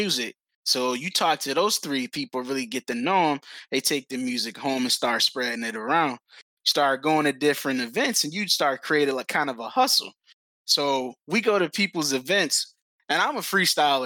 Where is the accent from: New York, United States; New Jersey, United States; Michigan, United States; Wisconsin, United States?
Michigan, United States; Detroit; I grew up in Detroit, just walking home by myself from school